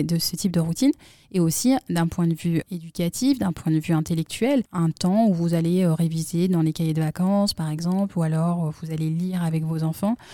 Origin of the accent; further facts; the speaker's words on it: Grenoble, Auvergne-Rhône-Alpes, France; moved away; nous, on vient de Grenoble